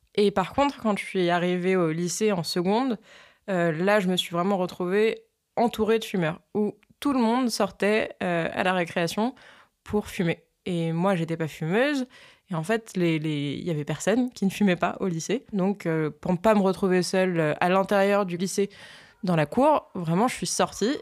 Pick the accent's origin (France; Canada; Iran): France; Je suis une Française